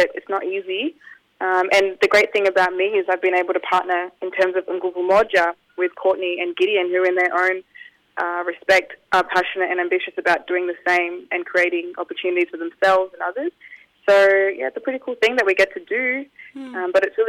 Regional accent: Tanzania; now in Australia; I am originally from Tanzania, East Africa.

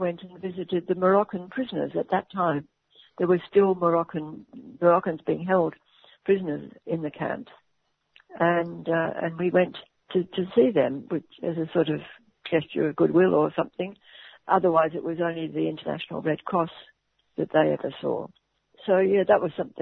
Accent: Melbourne, Victoria, Australia; I'm from Melbourne

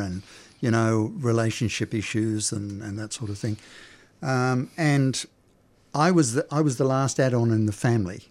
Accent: Sydney, New South Wales, Australia; moved away; also born or lived in Queensland; I was born in Sydney.

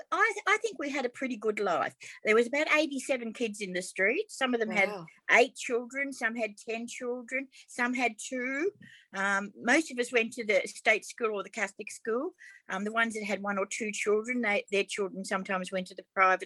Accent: Melbourne, Victoria, Australia; I grew up in Aberfeldy

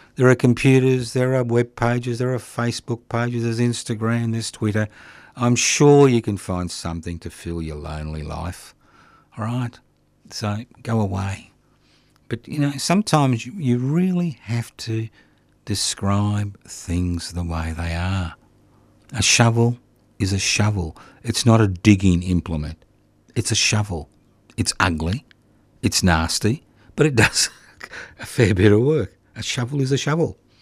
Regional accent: Australia; being an Australian

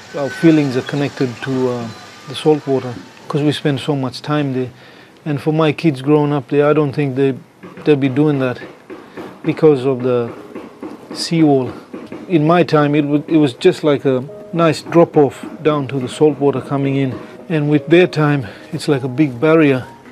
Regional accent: Saibai, Queensland, Australia; growing up on Saibai we always loved the sea

